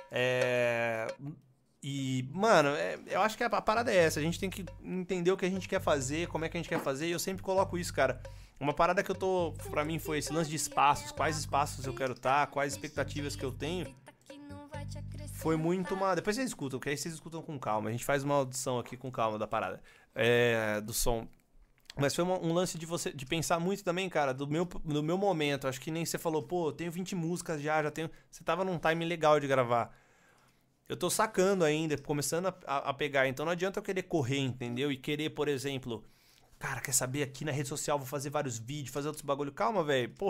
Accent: São Carlos, São Paulo, Brazil; Porque aqui, aqui eu sou de São Carlos, mano.

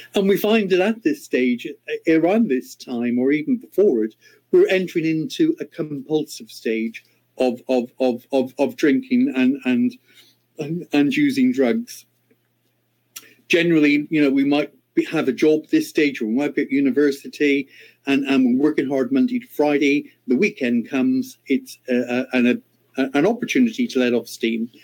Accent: Ireland; moved away; my home country of Ireland

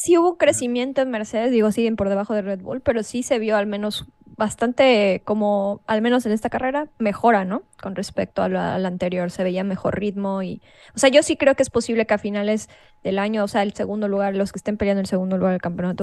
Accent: Mexico; nosotros como mexicanos o como latinos

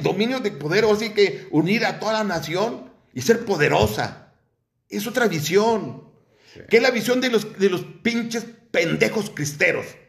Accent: Mexico; nuestra pendejez como mexicanos

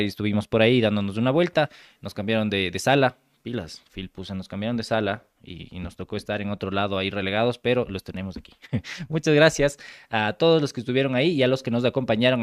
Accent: Ecuador; yo soy ecuatoriano

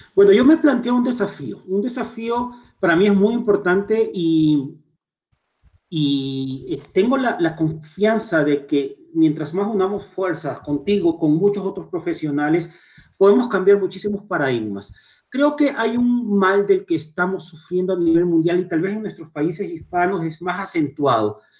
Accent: Chone, Manabí, Ecuador; now in Quito, Ecuador; nací en Chone, soy chonero, me encanta ser identificado como Montubio, me siento muy orgulloso de mis raíces y vivo en Quito aproximadamente hace unos más de 20 años

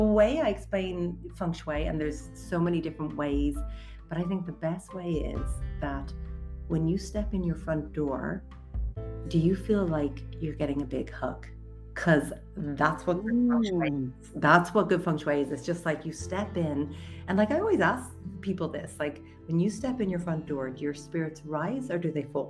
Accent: Leinster, Ireland; I'm actually born and raised in Wicklow area, and I really spent a lot of my childhood with really deep connection and reverence to the land.

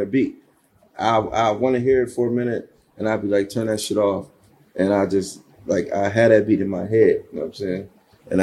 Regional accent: Buffalo, New York, United States; What was it like growing up in Buffalo for you? Buffalo was wild.

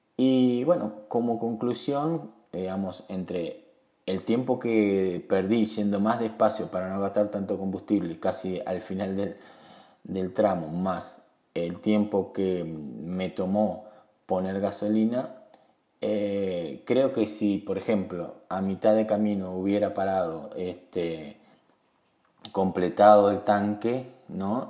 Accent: Uruguay; en mi país Uruguay

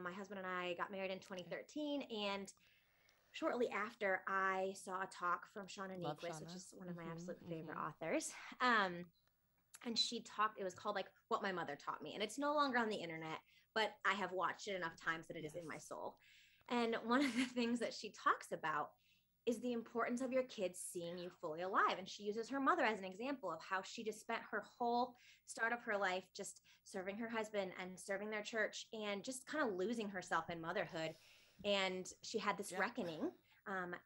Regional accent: Michigan, United States; now in Nashville, United States; I'm originally from Michigan, but I have been in Nashville for about the last decade

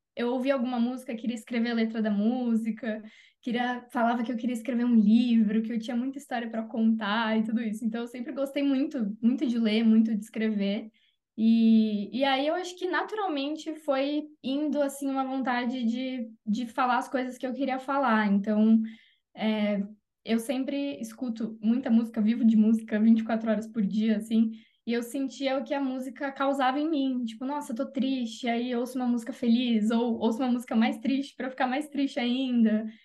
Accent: Jundiaí, São Paulo, Brazil; moved away; Jundiaí, que é a minha cidade do coração, onde eu nasci, cresci

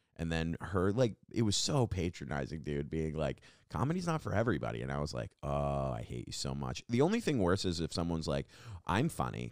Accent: Long Island, New York, United States; now in New York City, United States; I'm from Long Island, and when people are like, "You're from New York?" and I'm like, "I'm from Long Island." Uh, that's where I grew up. I live here now.

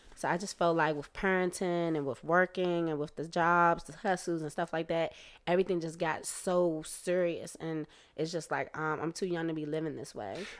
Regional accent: United States; me being American

